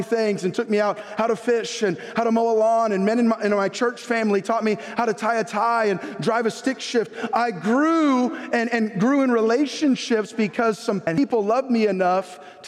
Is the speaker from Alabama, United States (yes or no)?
no; San Jose, California, United States; I was born in San Jose, California, Good Samaritan Hospital